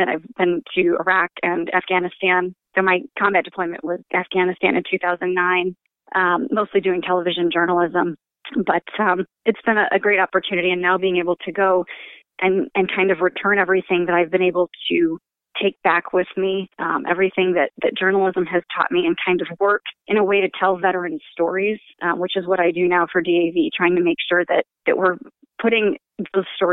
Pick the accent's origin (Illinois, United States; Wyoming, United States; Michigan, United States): Michigan, United States; moved away as an adult; also born or lived in Japan; I'm originally from Michigan